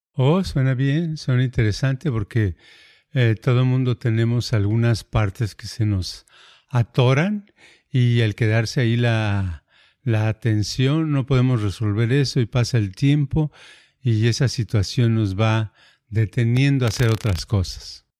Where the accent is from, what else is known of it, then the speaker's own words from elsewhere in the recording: Mexico; first language Spanish; now in United States; yo hablo español, soy mexicano